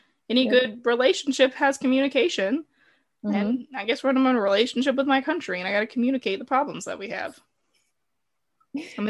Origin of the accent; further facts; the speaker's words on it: the South, United States; moved away as an adult; now in Japan; my home state in a way because it's like, it's in the South